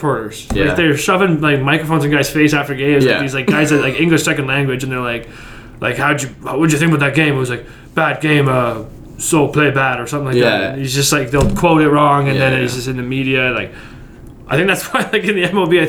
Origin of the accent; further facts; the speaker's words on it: Canada; as a Canadian